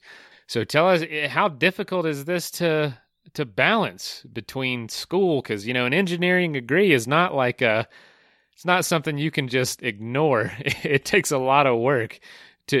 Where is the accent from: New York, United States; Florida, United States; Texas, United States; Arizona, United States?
Florida, United States; I'm from Florida, too